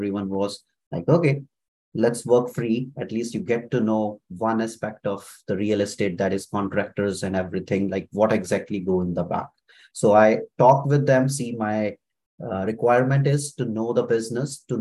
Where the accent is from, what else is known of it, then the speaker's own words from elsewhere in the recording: Kapurthala, Punjab, India; moved away as an adult; now in Ottawa, Canada; I was born in India in a very small town, Kapurthala of Punjab in the northern India. So that's where I belong from